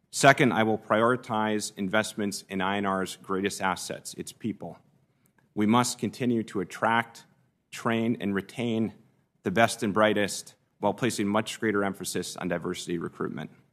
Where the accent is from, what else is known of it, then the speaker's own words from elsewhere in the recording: Minnesota, United States; moved away as an adult; now in Washington, United States; my upbringing in Minnesota